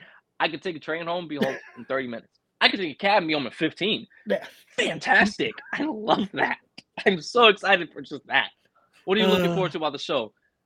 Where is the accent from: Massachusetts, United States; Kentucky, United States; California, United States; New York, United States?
New York, United States; accent: thick New York; I have my thick ass New York accent when I say coffee and all that shit. I'm a New Yorker.